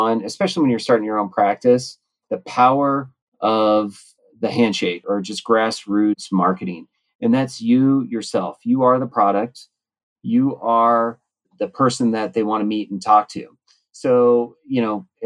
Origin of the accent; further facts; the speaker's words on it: Reno, Nevada, United States; my hometown Reno